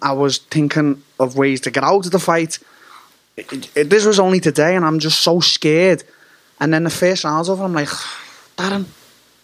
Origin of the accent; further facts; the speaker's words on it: Liverpool, North West England, United Kingdom; Anfield, my hometown, the Liverpool Football Club